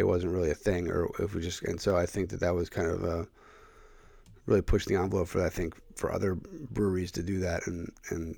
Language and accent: English; Philadelphia, Pennsylvania, United States; moved away; I grew up in the Philadelphia area.